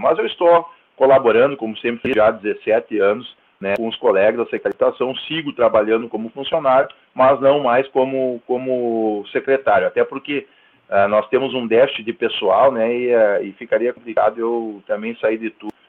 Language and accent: Portuguese; Santo Ângelo, Rio Grande do Sul, Brazil; also born or lived in Cerro Largo; Eu sou nascido eh, em Cerro Largo, e no ano de 1980, na mesma cidade que tu, Giovanni, somos conterrâneos, uh, vim para Santo Ângelo, nem cheguei a morar em Santo Ângelo, vim para Santo Ângelo em 1985